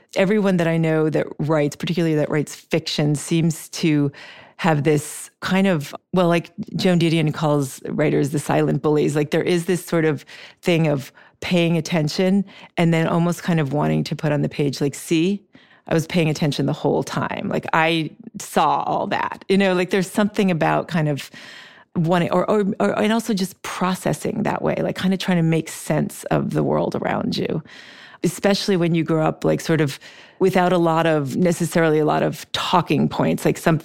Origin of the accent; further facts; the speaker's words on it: Switzerland; moved away as an adult; also born or lived in Brazil; now in United States; we lived in Brazil when I was young, and then I grew up in Switzerland, and then I came to the States to go to college, but my family was still there.